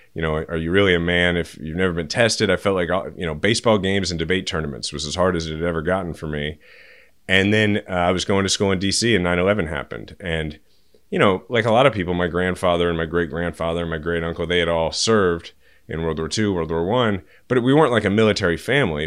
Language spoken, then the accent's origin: English; Kansas City, Missouri, United States; my kids are sixth generation Kansas Cityans